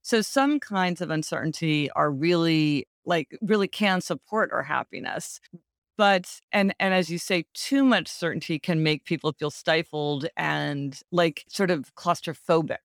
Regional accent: Kansas City, Missouri, United States; moved away; I go to Kansas City, which is my hometown, to see my parents for the holidays every year.

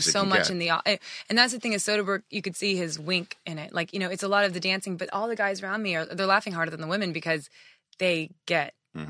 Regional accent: Japan; moved away; also born or lived in Oklahoma; You know, I was born in Oklahoma, raised in Japan, military family.

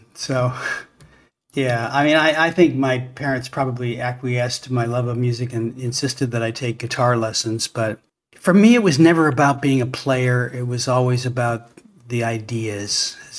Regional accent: Toronto, Ontario, Canada; born there; I was born in Toronto.

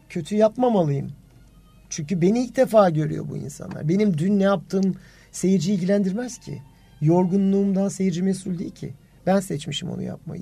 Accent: Turkey

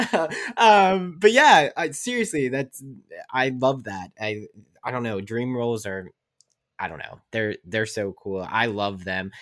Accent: West Virginia, United States; moved away as an adult; I'm from West Virginia where it's, like, a small town

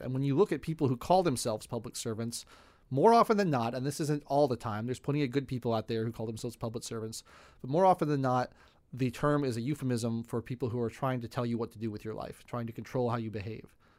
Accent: United States; I was from America

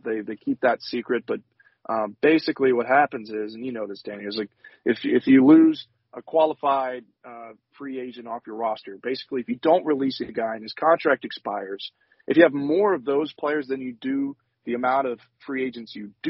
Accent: Houston, Texas, United States; I grew up in Houston in 2011, 2012, 2013.

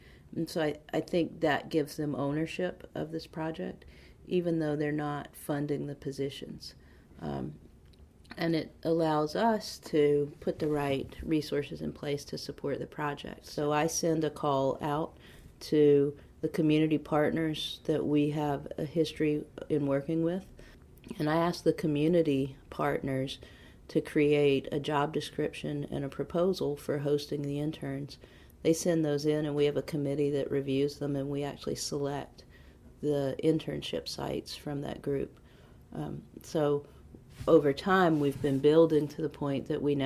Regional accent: Henderson, North Carolina, United States; I'm from Henderson, so in Vance County.

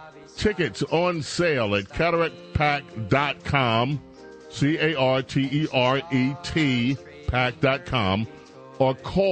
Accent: New York City, New York, United States; I grew up in a civilization. I grew up in New York.

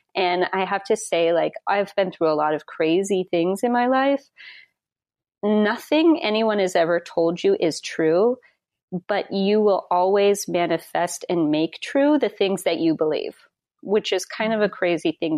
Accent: Wyoming, United States; moved away; I'm from Wyoming originally

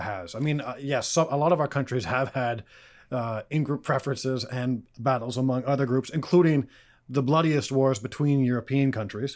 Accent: Canada; as a Canadian

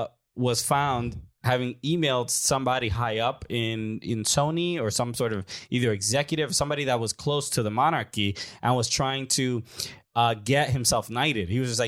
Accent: United States; But we're American

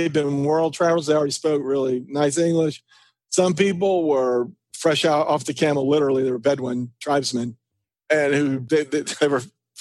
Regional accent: Ringgold, Georgia, United States; also born or lived in Argentina / El Salvador / LaGrange, Georgia / Mexico; I grew up in Ringgold, Georgia

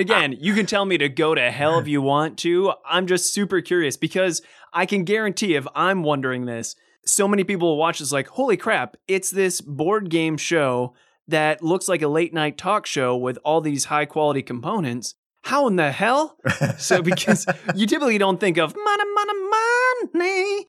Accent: Cleveland, Ohio, United States; luckily, you and me were in the same time zone because I'm from Cleveland.

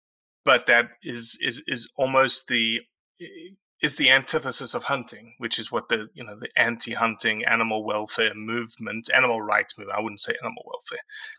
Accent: South Africa; Yeah, I am.

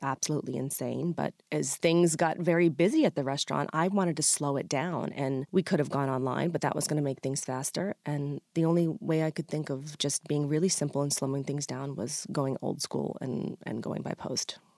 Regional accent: Freedom, Maine, United States; my small restaurant in my hometown of Freedom, Maine

